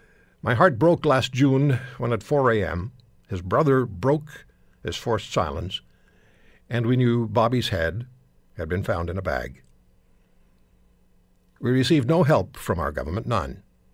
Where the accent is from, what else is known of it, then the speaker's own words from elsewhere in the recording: Canada; I am Canadian. I love my country.